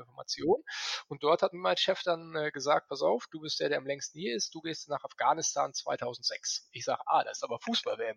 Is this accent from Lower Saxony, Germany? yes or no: no; Paderborn, North Rhine-Westphalia, Germany; Ich bin gebürtiger Ostwestfale. Das ist Paderborn